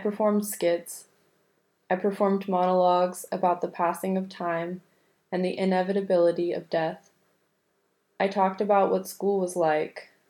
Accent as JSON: {"language": "English", "region": "New York", "country": "United States", "also_born_or_lived": "London", "accent": "New York", "moved": "as an adult", "said": "my New York accent had become anglicized"}